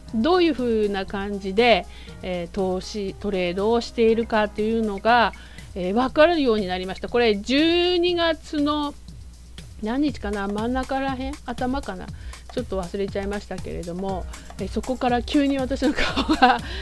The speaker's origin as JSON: {"language": "Japanese", "town": "Kumagaya", "region": "Saitama", "country": "Japan", "tie": "born or raised there", "moved": "yes", "said": "もともと私は埼玉出身なんですけれども"}